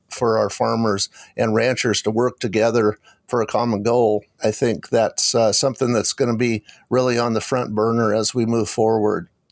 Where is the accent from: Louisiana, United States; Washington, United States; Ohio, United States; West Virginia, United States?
Washington, United States; Eastern; when I was growing up in Eastern Washington